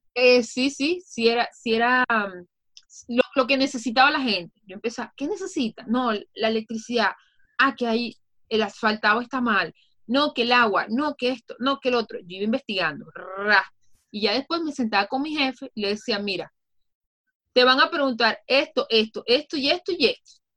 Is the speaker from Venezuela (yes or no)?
yes; Venezuela; soy venezolana, orgullosamente venezolana